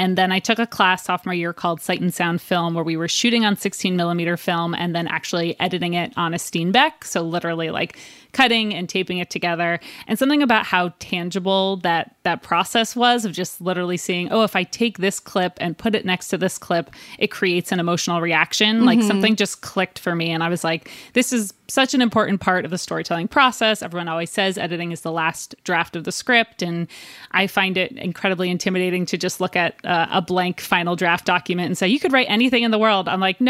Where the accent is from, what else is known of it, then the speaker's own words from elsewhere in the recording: New Jersey, United States; We're both from New Jersey, both come from religious families.